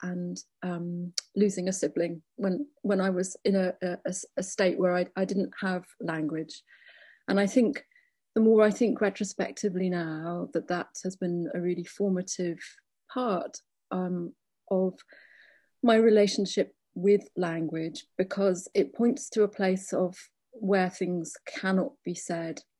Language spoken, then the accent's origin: English; Liverpool, North West England, United Kingdom; I grew up in Liverpool